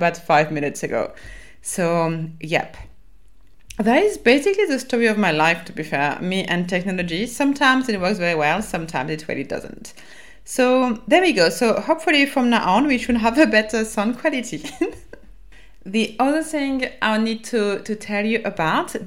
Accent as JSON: {"language": "English", "country": "France", "accent": "French", "said": "my French accent"}